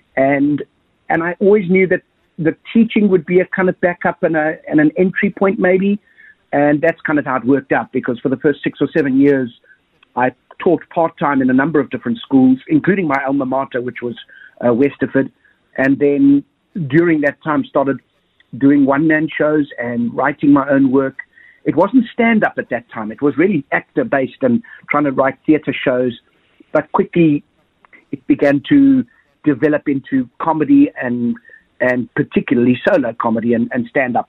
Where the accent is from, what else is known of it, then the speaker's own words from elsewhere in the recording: South Africa; growing up in Thunderbell Park